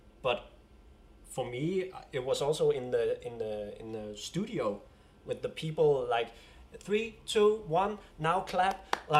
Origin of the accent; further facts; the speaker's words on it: Denmark; first language Danish; English is a second language; I feel a sense of pride using the Danish language as well.